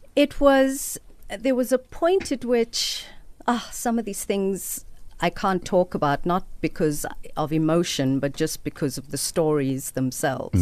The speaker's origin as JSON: {"language": "English", "town": "Cape Town", "region": "Western Cape", "country": "South Africa", "tie": "born or raised there", "also_born_or_lived": "Mitchells Plain, Cape Town", "said": "I was born in District 6 and we lived there until I was eight or nine."}